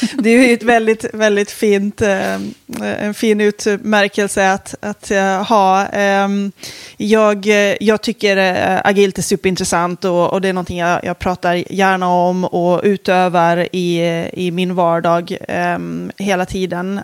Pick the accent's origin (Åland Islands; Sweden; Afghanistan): Åland Islands; jag kommer från Åland